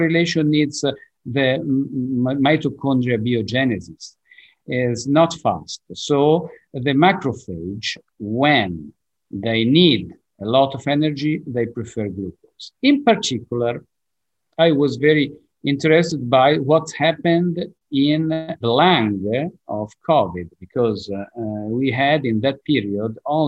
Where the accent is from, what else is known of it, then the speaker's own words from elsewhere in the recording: Genoa, Liguria, Italy; English is a second language; I'm from Genova. Genova is in the north of Italy